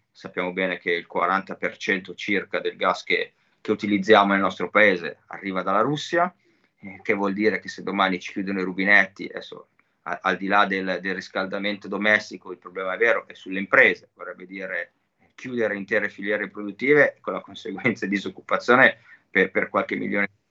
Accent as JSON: {"language": "Italian", "town": "Cinisello Balsamo", "region": "Lombardy", "country": "Italy", "said": "Io sono di Cinisello, Cinisello è il centro Covid di tutto il nord Milano"}